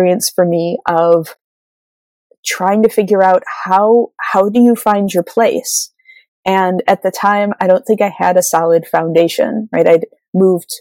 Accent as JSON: {"language": "English", "region": "Midwest", "country": "United States", "said": "I am a white woman from the Midwest of America"}